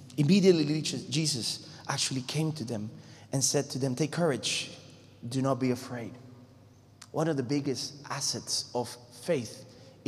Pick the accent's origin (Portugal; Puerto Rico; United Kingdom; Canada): Puerto Rico; moved away; I come from Puerto Rico, so I have to say Hawaii instead of Hawaii